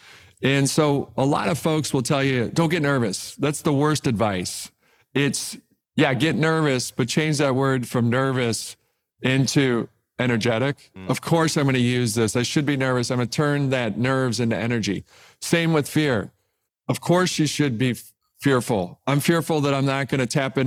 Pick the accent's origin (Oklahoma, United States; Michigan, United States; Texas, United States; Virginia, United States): Michigan, United States; Detroit; I'm an intern at Cadillac growing up in Detroit